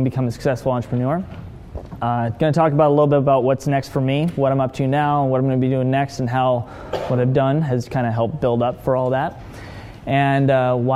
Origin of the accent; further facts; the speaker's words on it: Hermosa Beach, California, United States; I grew up in Hermosa Beach, down south from here, born in 84